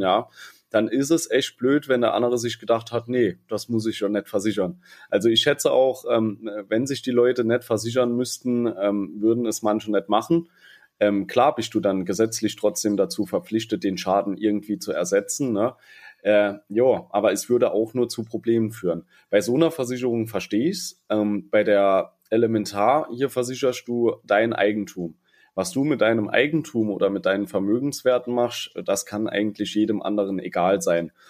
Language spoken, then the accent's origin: German; Saarland, Germany; bei uns im Saarland